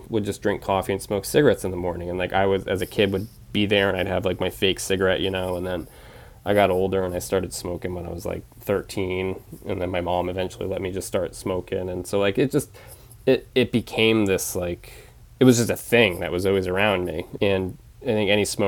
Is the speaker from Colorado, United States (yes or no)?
no; Penobscot Nation, Maine, United States; also born or lived in Bridgeport, Connecticut; I lived there when I was six until I was 18